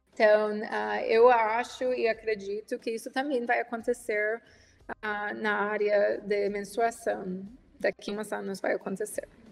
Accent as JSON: {"language": "Portuguese", "town": "Washington", "region": "District of Columbia", "country": "United States", "second_language": "Portuguese", "moved": "as an adult", "lives_now": "Brazil", "said": "eu sou americana, eu sou de Washington, D.C., inicialmente, nos Estados Unidos. Eu tenho oito anos no Brasil"}